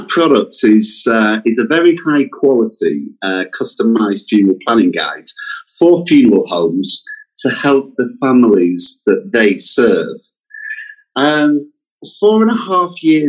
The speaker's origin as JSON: {"language": "English", "country": "United Kingdom", "accent": "British", "said": "my accent does suggest that we are a British company"}